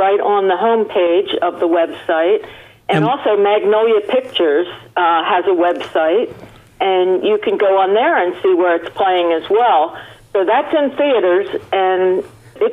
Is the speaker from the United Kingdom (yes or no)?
no; Ireland; I'm Irish